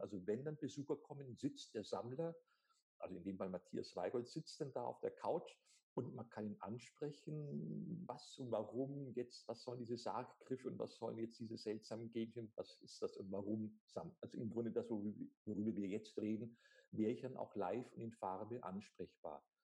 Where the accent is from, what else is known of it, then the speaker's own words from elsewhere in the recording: Germany; bei uns in Deutschland